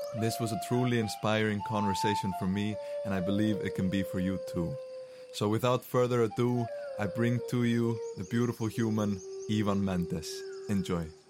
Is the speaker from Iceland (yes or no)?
yes; Iceland; first language Icelandic; English is a second language; we're both Icelandic native speakers